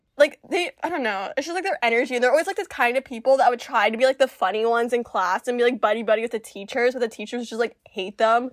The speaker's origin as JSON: {"language": "English", "region": "Central Florida", "country": "United States", "tie": "born or raised there", "also_born_or_lived": "Peru"}